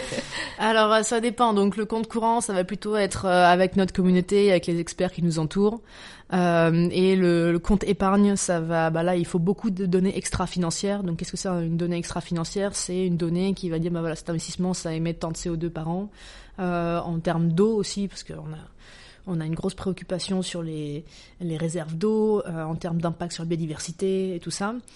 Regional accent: Dijon, Bourgogne-Franche-Comté, France; je, viens de Dijon, je suis de Bourgogne, je suis très attachée à ma Bourgogne natale

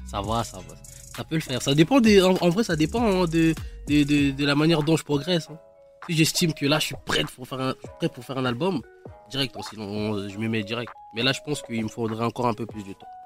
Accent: Kinshasa, DR Congo; J'ai grandi au Congo, Kinshasa

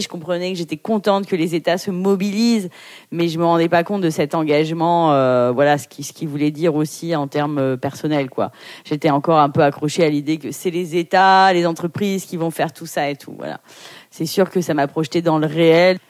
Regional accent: Paris, Île-de-France, France; je suis née à Paris euh, de parents portugais, immigrés

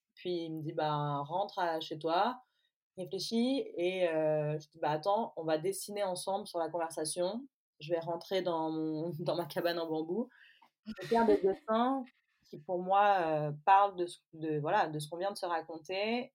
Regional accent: Provence-Alpes-Côte d'Azur, France; moved away as an adult; also born or lived in England; now in Belle-Île-en-Mer, France; Je suis née dans les Alpes-Maritimes et je vis aujourd'hui à Belle-Île-en-Mer

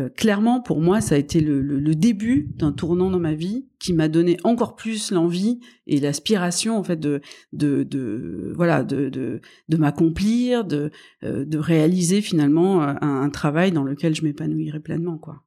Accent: Toulouse, Occitania, France; moved away; also born or lived in Paris; je suis née donc à, à Toulouse. Euh, je suis, euh, j'ai un fort ADN hein, en, dans cette région du sud en fait, dans lequel ma famille est établie depuis des années

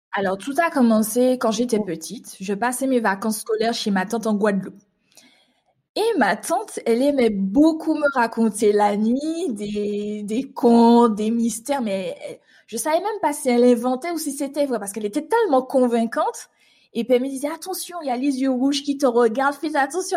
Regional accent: Martinique; moved away as an adult; now in Île-de-France, France; je suis une Martiniquaise qui vit actuellement depuis 7 ans en Île-de-France

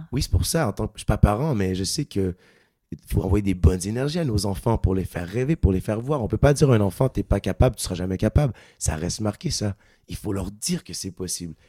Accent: Quebec, Canada; accent: Québécois; moved away as an adult; now in Paris, France; Moi qui viens du Québec, euh, j'avais plusieurs fois rêvé de venir faire de la musique en France. Euh, en tant que Québécois

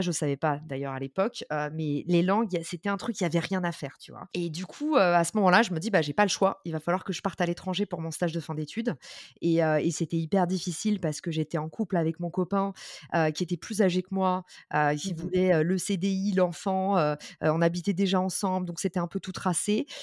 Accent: Paris suburbs, Île-de-France, France; also born or lived in New York; je suis née en, et j'ai grandi en banlieue parisienne

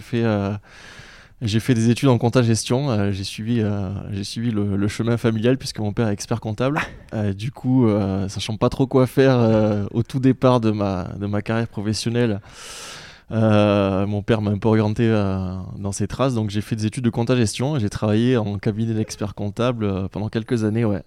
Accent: south of France, France; also born or lived in Montpellier; je suis originaire de, du sud de la France

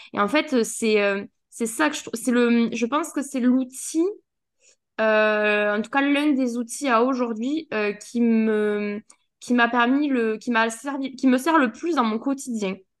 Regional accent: south of France, France; accent: accent du sud; j'ai toujours mon accent du sud

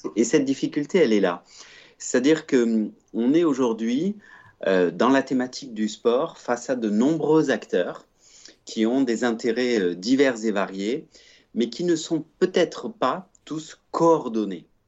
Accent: Provence-Alpes-Côte d'Azur, France; also born or lived in Switzerland; je suis de nationalité suisse, j'ai grandi en Provence

